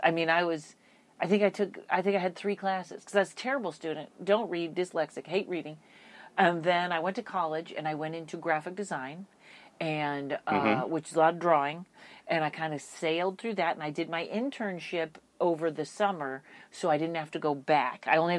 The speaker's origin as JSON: {"language": "English", "town": "Pittsfield", "region": "Massachusetts", "country": "United States", "said": "Pittsfield, Massachusetts."}